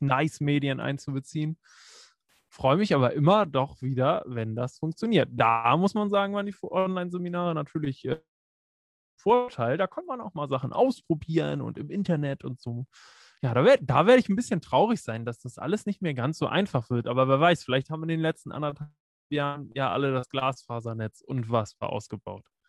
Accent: Preetz, Schleswig-Holstein, Germany; moved away as an adult; also born or lived in Kiel; wo ich nach Kiel gezogen bin, aus Preetz

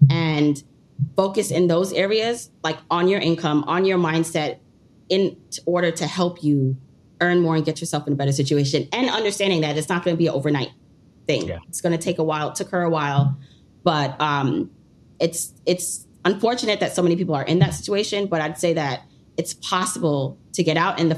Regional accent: Jamaica; moved away; We came to this country. I'm from originally from Jamaica

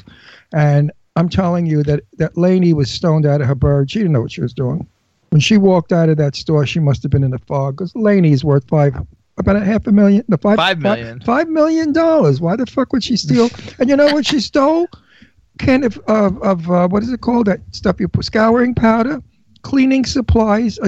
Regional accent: New York City, New York, United States; you could tell I'm from Brooklyn

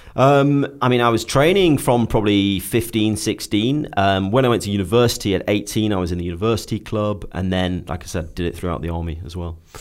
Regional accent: Stoke-on-Trent, West Midlands, United Kingdom; moved away; I was very keen to get away from Stoke-on-Trent. Um, it, it, will always be home

